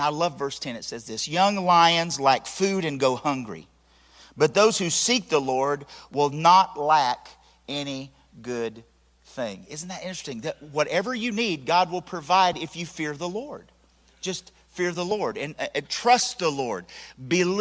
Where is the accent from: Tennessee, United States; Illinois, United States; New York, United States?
Tennessee, United States; I'm from Nopone Valley.